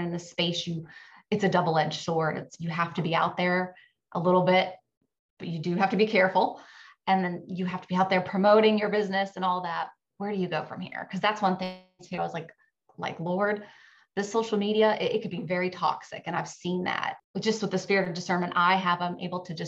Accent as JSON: {"language": "English", "region": "Virginia", "country": "United States", "tie": "born or raised there", "moved": "yes", "lives_now": "Florida, United States", "said": "My husband and I grew up in Virginia"}